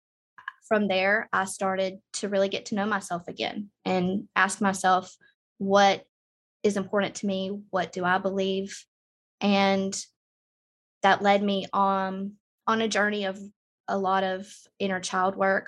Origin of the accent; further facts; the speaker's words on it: Southern United States, United States; I grew up in the Southern United States